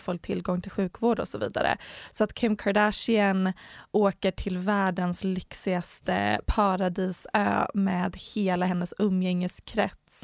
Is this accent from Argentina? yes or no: no; Sweden; som svensk